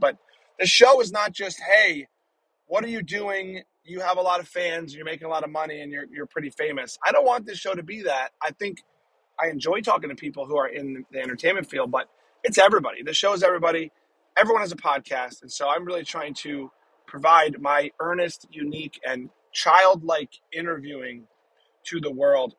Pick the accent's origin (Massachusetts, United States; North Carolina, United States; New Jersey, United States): New Jersey, United States; moved away; my home state of New Jersey